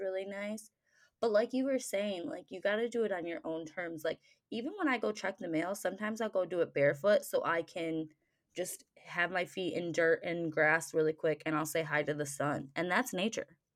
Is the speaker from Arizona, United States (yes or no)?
no; Michigan, United States; I grew up in Michigan, so our family went camping a lot